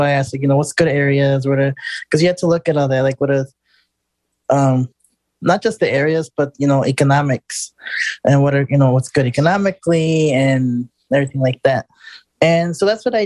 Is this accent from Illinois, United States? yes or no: yes; Chicago, Illinois, United States; moved away as an adult; now in Houston, United States; I'm originally from Chicago. I've been independent over there for all my life. I was born and raised up there